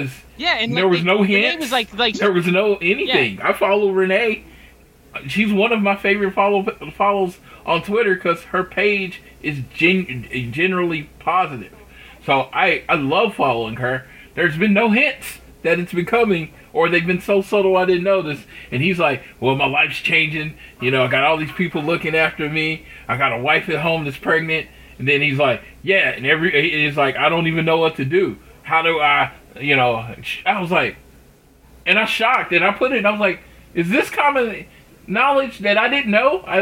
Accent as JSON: {"language": "English", "region": "Oklahoma", "country": "United States", "tie": "born or raised there", "said": "growing up in Oklahoma"}